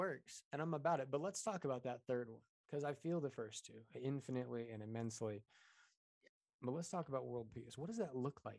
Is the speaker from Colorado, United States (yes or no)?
yes; Colorado, United States; Amen. I'm from Colorado. That was a right answer.